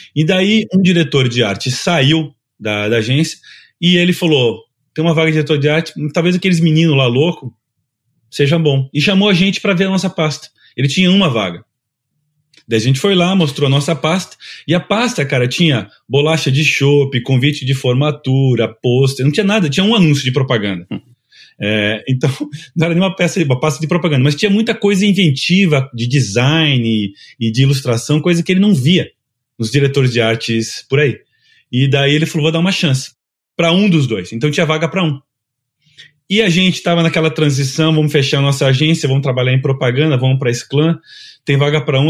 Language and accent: Portuguese; Curitiba, Paraná, Brazil; eu sou de Curitiba